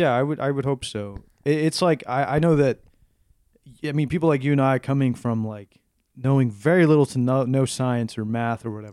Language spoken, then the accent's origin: English; South Texas, United States; moved away; being a Hispanic person, growing up in South Texas